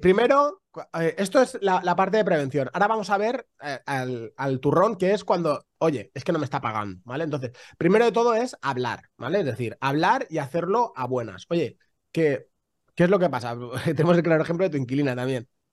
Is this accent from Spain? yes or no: yes; Spain; somos muy españoles